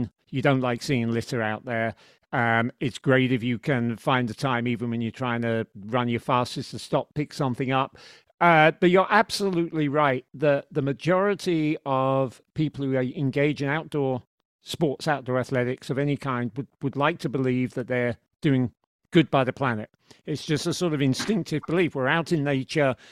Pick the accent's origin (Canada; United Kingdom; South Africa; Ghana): United Kingdom; moved away as an adult; now in United States; a Brit who's an expat, who's lived in the States for a long time